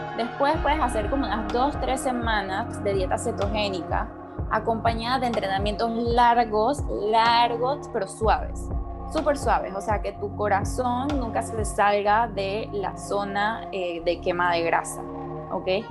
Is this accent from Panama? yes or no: yes; Panama; moved away as an adult; also born or lived in United States; yo soy de Panamá, pero yo no estudié en la universidad en Panamá, yo me fui a la universidad en Estados Unidos